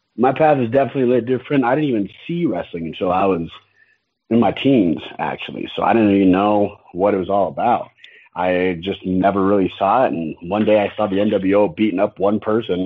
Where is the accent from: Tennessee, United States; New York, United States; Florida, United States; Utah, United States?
Utah, United States; I'm from Utah.